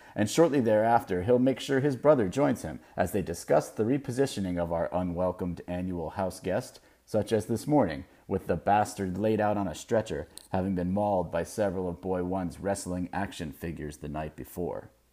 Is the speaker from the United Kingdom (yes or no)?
no; Melbourne Beach, Florida, United States; moved away as an adult; now in West Coast, United States; my hometown of Melbourne Beach